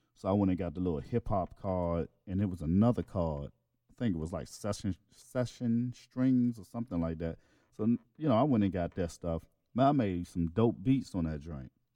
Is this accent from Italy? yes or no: no; East Coast, United States; I'm from the East Coast